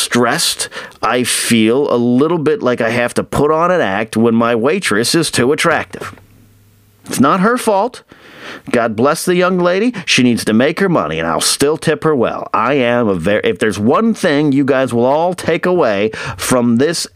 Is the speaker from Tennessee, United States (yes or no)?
no; Arroyo Grande / Pismo Beach, central coast of California, United States; moved away as an adult; my hometown, which is pretty small still, it's grown over the last 20 years I've left town, but it's still a smaller town on the central coast of California, Pismo Beach, AG, all that area, San Luis Obispo